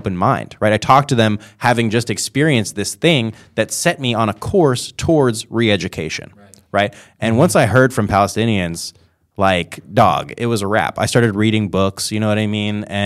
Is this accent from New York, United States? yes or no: yes; New York, United States; I was born in New York.